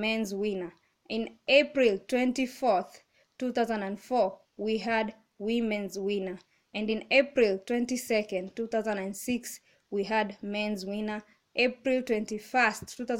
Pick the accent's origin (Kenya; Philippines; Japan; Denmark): Kenya; I'm from Kenya